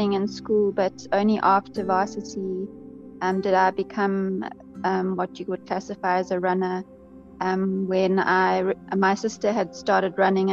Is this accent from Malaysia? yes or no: no; Richards Bay, KwaZulu-Natal, South Africa; also born or lived in Welkom, Free State / Durban / London / India; now in Cape Town, South Africa; spent most of my childhood in Richards Bay